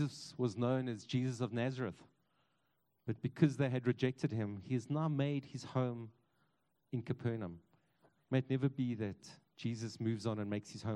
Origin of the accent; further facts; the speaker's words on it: East Rand, Gauteng, South Africa; I grew up on the East Rand